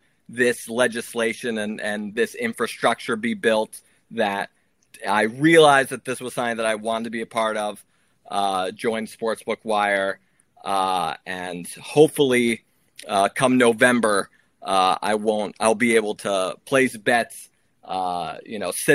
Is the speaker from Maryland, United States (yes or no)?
yes; Maryland, United States; I'm from Maryland, born and raised